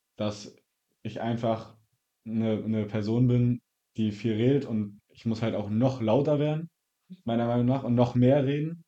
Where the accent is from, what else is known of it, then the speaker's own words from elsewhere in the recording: Zinnowitz, Mecklenburg-Vorpommern, Germany; also born or lived in Wolgast; ich bin in Wolgast geboren und ähm, wohne seitdem in Zinnowitz